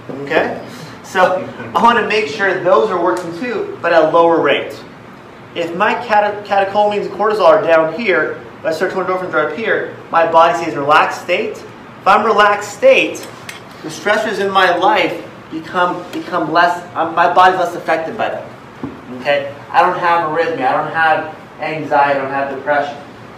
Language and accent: English; Philippines; I'm Filipino, but I'm doing martial arts.